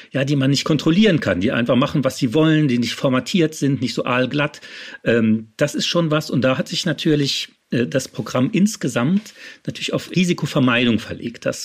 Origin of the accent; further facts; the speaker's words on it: Saarland, Germany; Ich bin ja im Saarland groß geworden und dass es da den saarländischen Rundfunk gibt.